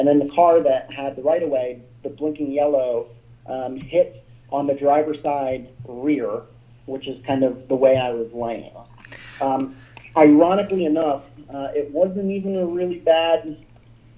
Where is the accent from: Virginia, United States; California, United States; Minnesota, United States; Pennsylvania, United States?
Pennsylvania, United States; Philadelphia; now in Washington, United States; My father was born in Philadelphia, and so was I.